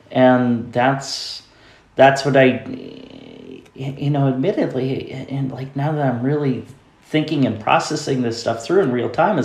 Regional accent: the North Country, New York, United States; when you're a disabled person growing up in the North Country where there are not a lot of resources

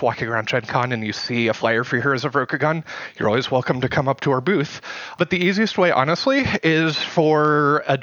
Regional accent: Indianapolis, Indiana, United States; I am from Indianapolis, Indiana

